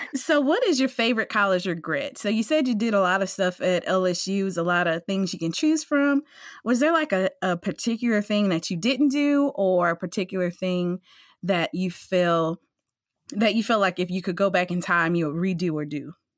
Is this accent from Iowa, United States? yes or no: no; Amite, Louisiana, United States; I'm from a little city called A Meek